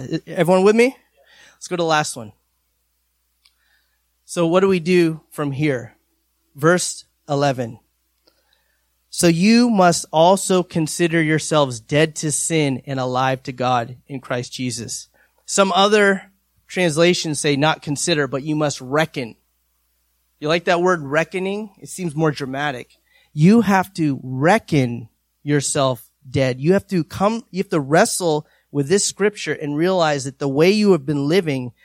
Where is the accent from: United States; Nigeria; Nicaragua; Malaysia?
United States; New Hampshire; I'm from New Hampshire